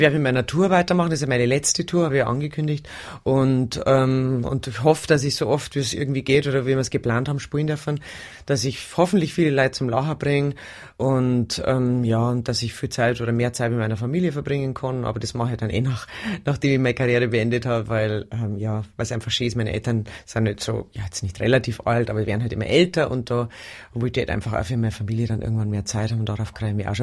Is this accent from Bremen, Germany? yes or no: no; Bavaria, Germany; Bei uns in Bayern